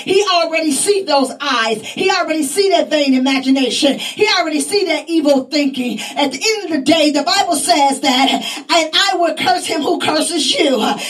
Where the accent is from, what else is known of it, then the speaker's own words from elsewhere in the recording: Pakistan; now in Philadelphia, United States; I know I was born in Pakistan. I know I was raised in Pakistan. I know my lineage come from Pakistan, but God just sent me to U.S. God has sent me right here in Philadelphia.